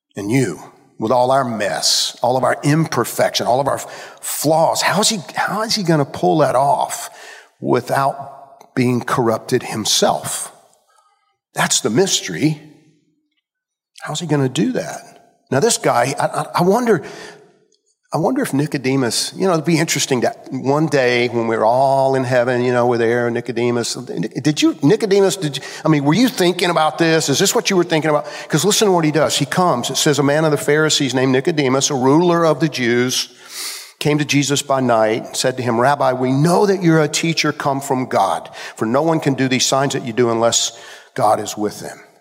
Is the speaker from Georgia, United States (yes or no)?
yes; Georgia, United States; I grew up in Georgia